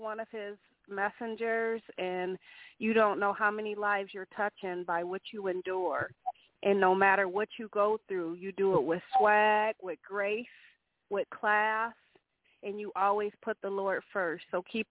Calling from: Port Huron, Michigan, United States; I'm calling from Port Huron, Michigan.

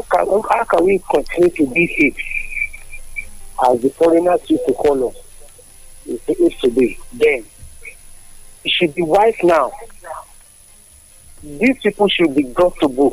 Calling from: Lagos, Nigeria; I'm calling from Lagos.

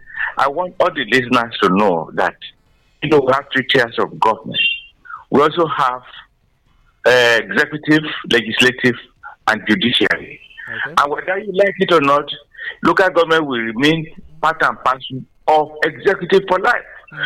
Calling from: Ijako, Ogun State, Nigeria; I'm calling from Ijako, Songo here.

